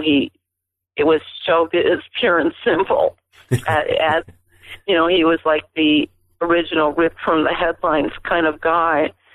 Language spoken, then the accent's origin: English; Ohio, United States; I grew up in Ohio